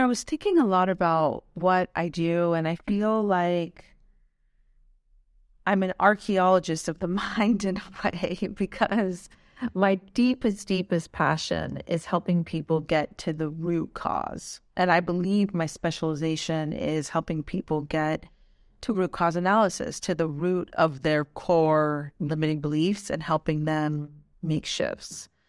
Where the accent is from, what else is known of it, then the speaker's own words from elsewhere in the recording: Pakistan; born there; Well, my heritage is Afghani, but I was born in Pakistan, and I witnessed, you know, as you can imagine, some trauma growing up.